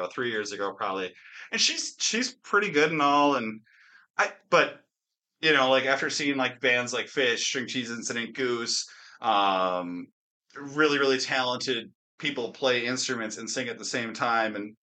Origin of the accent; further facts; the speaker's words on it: Wisconsin, United States; my home state of Wisconsin